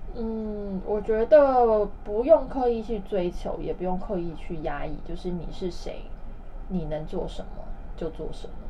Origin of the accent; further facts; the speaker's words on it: Taiwan; accent: Taiwanese accent; now in China; 我就不小心用了台湾腔